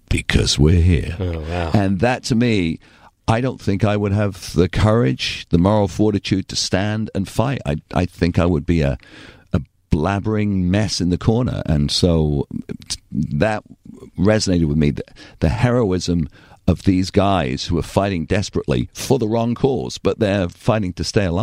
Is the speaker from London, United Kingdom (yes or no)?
no; Torquay, South West England, United Kingdom; accent: English; moved away as an adult; also born or lived in Bristol / Bakersfield / San Luis Obispo; now in United States; It's a beautiful little village. I was so blessed to grow up there.